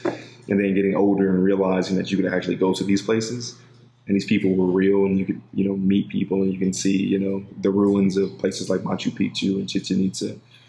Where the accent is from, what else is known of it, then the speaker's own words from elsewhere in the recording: Los Angeles, California, United States; I'm a kid from South Central, you know, who grew up in a single parent home